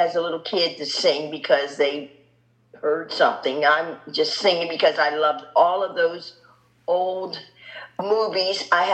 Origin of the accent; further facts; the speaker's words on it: Philadelphia, Pennsylvania, United States; moved away as an adult; now in Chicago, United States; my growing up in Philadelphia, being raised in Philadelphia